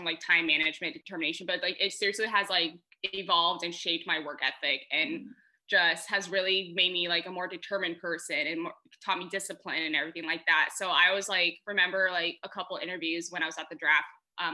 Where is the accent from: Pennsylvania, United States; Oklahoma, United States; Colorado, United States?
Colorado, United States; Colorado Springs; moved away as an adult; also born or lived in Texas; now in Tacoma, United States; I grew up in Colorado Springs, Colorado, so I live at the base of Pikes Peak